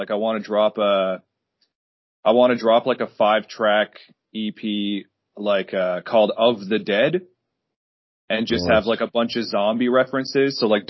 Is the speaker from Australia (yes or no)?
no; Carbonear, Newfoundland and Labrador, Canada; a small cover band in my hometown, Carbonear, Newfoundland.